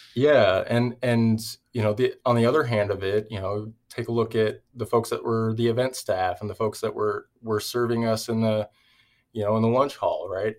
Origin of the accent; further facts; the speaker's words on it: Everett, Washington, United States; I grew up in Everett, Washington